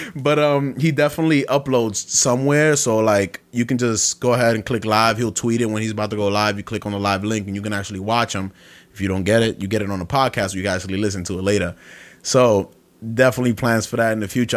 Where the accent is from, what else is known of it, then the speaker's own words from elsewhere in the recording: Brooklyn, New York, United States; moved away; I'm from Brooklyn my whole life